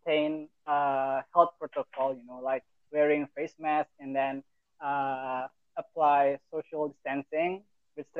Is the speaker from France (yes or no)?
no; Surakarta, Central Java, Indonesia; I'm from Solo